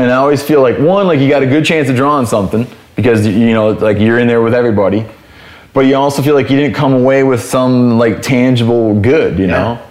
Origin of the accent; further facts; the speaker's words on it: Michigan, United States; And it wound up being like where I grew up in Michigan, if you killed a 2.5-year-old deer